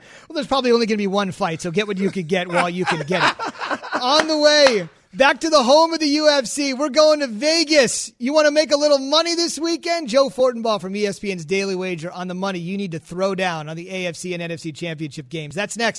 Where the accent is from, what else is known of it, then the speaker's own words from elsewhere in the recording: India; Oh, I love it. I'm Indian.